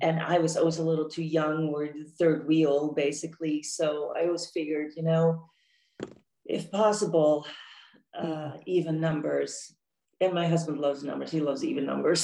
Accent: Netherlands; moved away as an adult; also born or lived in Amsterdam / Orange County, California; now in San Diego, United States; I was born and raised in Holland, in the Netherlands

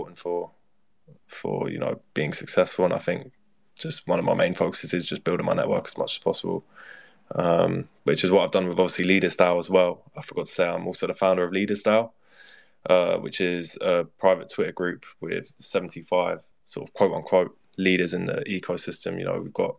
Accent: London, United Kingdom; I'm 19 years old. I'm from London

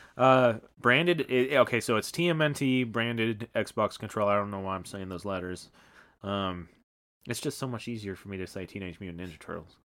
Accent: Omaha, Nebraska, United States; a boxer from my hometown.

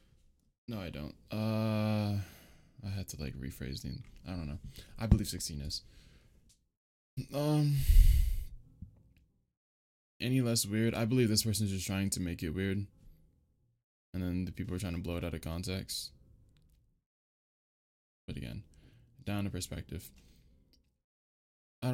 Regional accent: United States; I'm from America

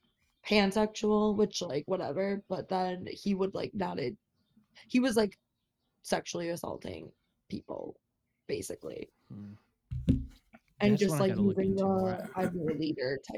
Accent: Long Island, New York, United States; now in Chicago, United States; I live in Chicago, but I'm not from Chicago. I was born in Long Island

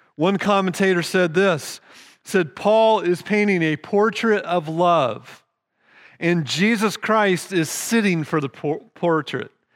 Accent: United States; We're American

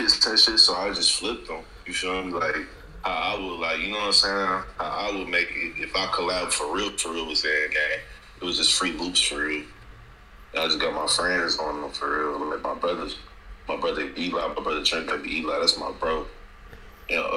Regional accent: DeSoto, Texas, United States; I'm from Dallas, Texas

